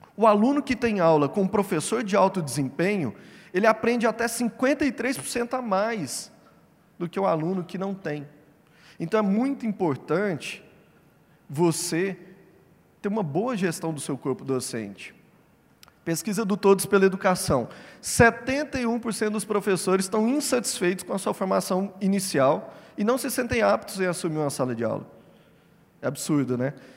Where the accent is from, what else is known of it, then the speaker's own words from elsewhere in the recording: Uberlândia, Minas Gerais, Brazil; Eu sou mineiro, de Uberlândia